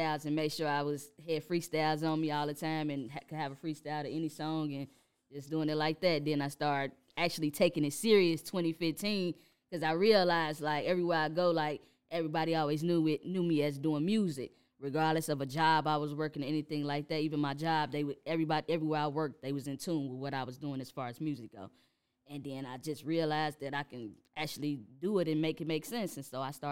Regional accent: Chicago, Illinois, United States; born and raised in Chicago

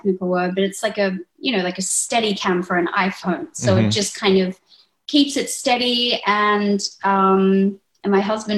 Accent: Sydney, New South Wales, Australia; moved away as an adult; now in England; we grew up in Sydney, Australia

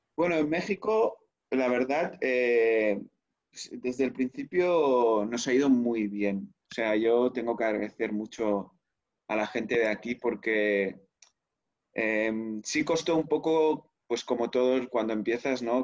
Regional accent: Spain; moved away; also born or lived in Barcelona; en España somos un poco más directos

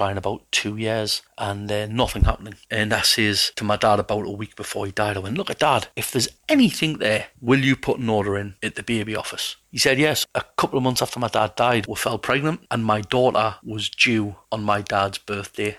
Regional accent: Newcastle upon Tyne, North East England, United Kingdom; I'm from Newcastle, England.

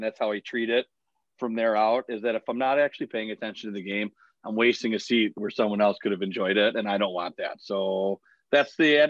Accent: Buffalo, New York, United States; I'm from Buffalo. If I want to be drunk, I will be.

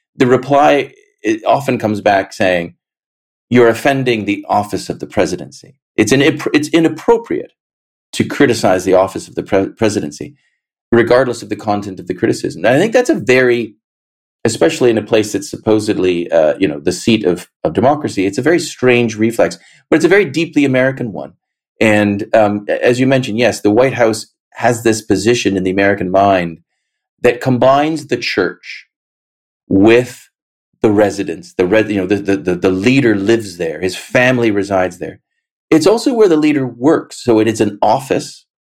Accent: Canada; I, as a Canadian, was largely uh, protected from all of that.

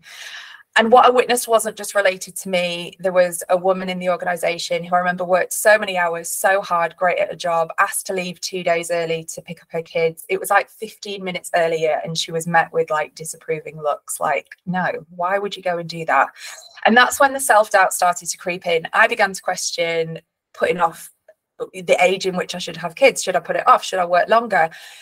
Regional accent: Leeds, Yorkshire and the Humber, United Kingdom; I am from Leeds originally. I grew up in Leeds, surrounded by an incredible family

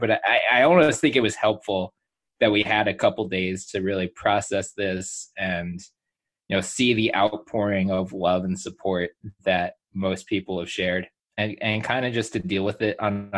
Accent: Philadelphia, Pennsylvania, United States; I grew up in Philly

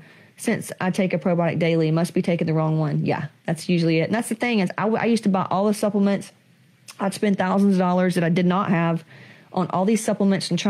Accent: the South, United States; I come from Southerners

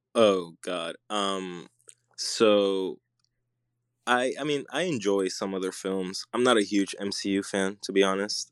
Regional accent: Puerto Rico; I'm, I'm Puerto Rican. I grew up in Puerto Rico

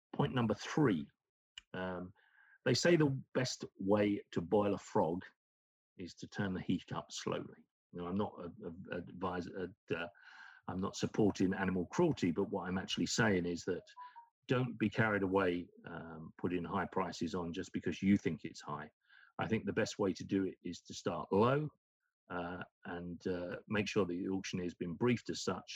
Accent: United Kingdom; moved away; is my home country in the UK

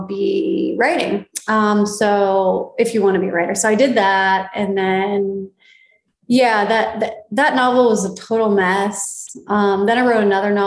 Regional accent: East Coast, United States; now in Los Angeles, United States; I'm from the East Coast

